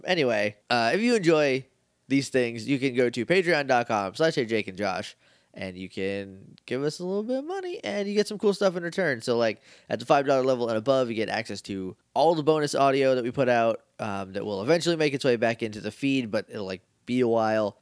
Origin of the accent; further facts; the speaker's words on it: New England, United States; We're from New England. It's just how it sounds up there.